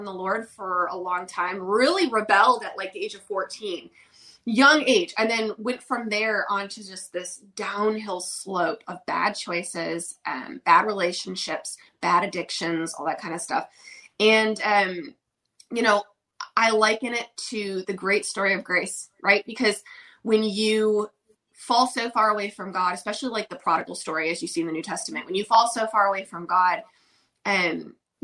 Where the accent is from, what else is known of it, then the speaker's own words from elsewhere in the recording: Oxford, Michigan, United States; now in Nashville, United States; I'm originally from Michigan, small town in Michigan called Oxford